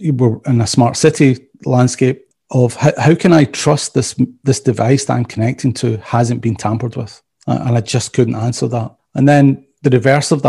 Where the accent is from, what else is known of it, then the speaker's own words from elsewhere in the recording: Scotland, United Kingdom; also born or lived in Belgium; now in Atlanta, United States; probably from my accent, you can tell I'm not from around Atlanta originally. So I originally Scottish.